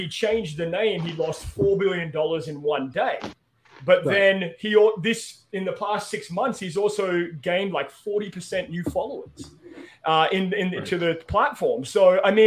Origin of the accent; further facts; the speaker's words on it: Australia; moved away; I'm from Australia.